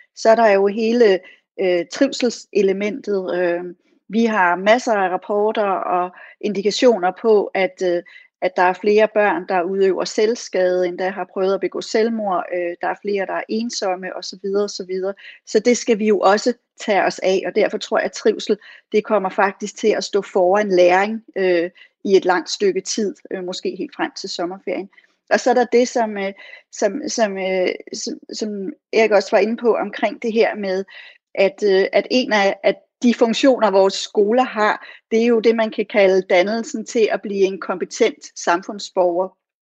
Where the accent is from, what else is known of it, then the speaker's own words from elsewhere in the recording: Odense, Southern Denmark, Denmark; i Odense, hvor jeg kommer fra